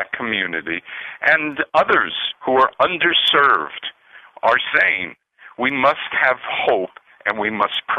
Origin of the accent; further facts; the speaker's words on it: United States; a white Jew whose father came to this country with nothing, but I grew up in a healthy love for this country